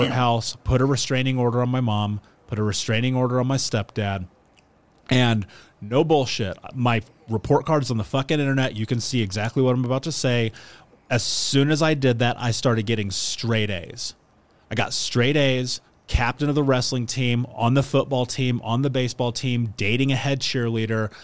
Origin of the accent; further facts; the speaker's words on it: Indianapolis, Indiana, United States; I grew up in Indiana. I grew up in Indianapolis specifically